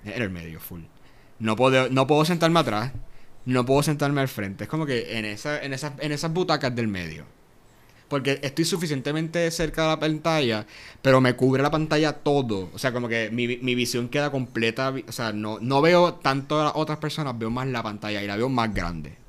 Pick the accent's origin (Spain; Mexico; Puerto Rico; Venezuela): Puerto Rico; Yauco; soy de, de Yauco, del suroeste de Puerto Rico. y acá, full, full, Yaucano hasta el fin